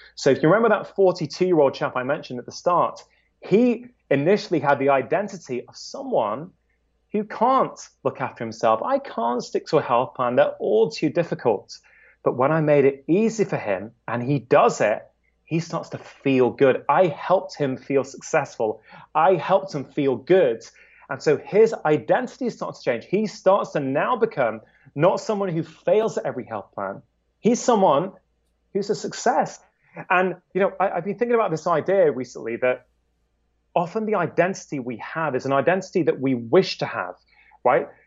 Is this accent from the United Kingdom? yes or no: yes; United Kingdom; As a Brit